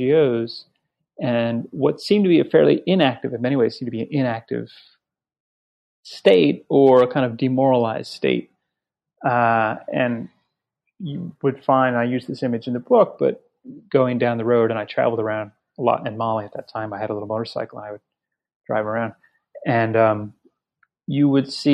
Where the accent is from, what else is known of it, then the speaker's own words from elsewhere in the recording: New Orleans, Louisiana, United States; now in New York City, United States; I grew up in New Orleans